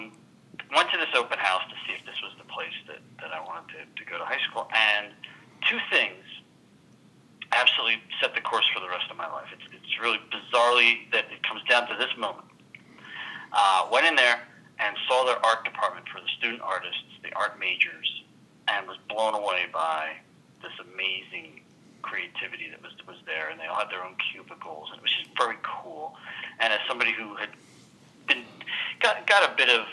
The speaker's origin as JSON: {"language": "English", "town": "Philadelphia", "region": "Pennsylvania", "country": "United States", "tie": "born or raised there", "also_born_or_lived": "Atlanta", "moved": "as an adult", "said": "I grew up in Philadelphia"}